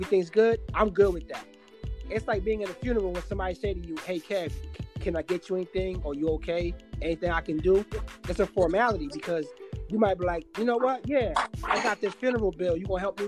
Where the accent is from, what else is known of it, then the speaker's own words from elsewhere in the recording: Guyana; now in United States; I'm South American, but they identify us as Caribbean, but I was born in South America